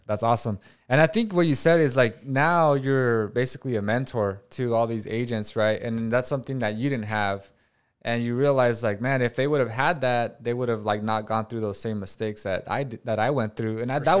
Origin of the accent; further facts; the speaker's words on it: Watsonville, California, United States; moved away; I grew up in Watsonville, where it's like ninety five percent Hispanic